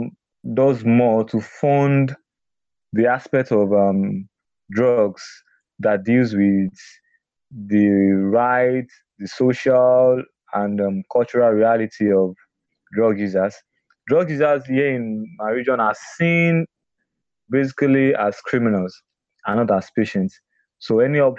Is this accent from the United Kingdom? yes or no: no; Nigeria; I'm a Nigerian